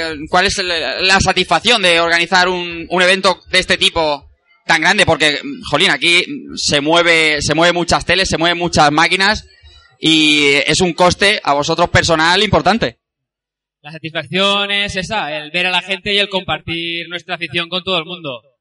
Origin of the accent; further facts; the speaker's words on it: Elche, Valencian Community, Spain; gente como Irre y yo que venimos de Elche o, Sito y, y Evil que vienen de Barcelona, podamos juntarnos a mitad de camino